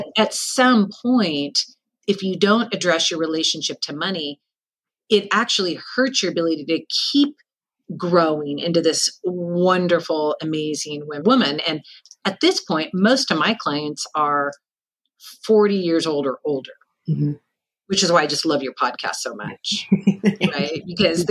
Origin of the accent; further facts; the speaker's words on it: Seattle, Washington, United States; also born or lived in San Francisco; I'm born and raised in Seattle.